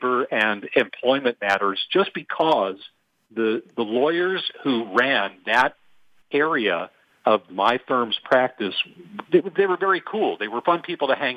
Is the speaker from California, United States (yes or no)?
yes; Los Angeles, California, United States; also born or lived in Athens, Ohio; brought me back to Los Angeles, which is my hometown